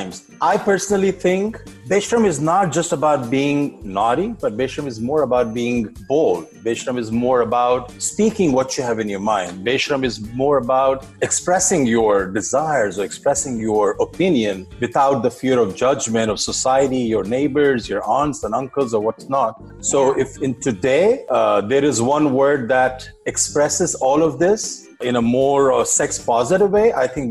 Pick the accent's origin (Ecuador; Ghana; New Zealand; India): India; moved away; I grew up in India half my life.